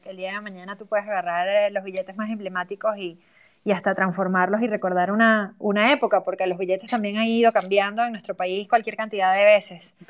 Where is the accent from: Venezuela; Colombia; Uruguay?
Venezuela